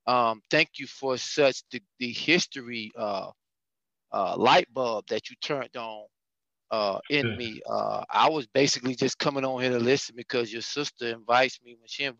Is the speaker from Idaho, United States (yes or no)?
no; Miami, Florida, United States; I'm from Florida, I'm from Miami